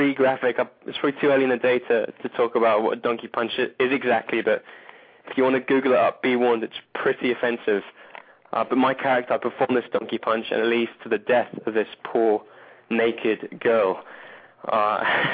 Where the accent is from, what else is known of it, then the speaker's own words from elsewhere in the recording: England, United Kingdom; moved away; when I was growing up in England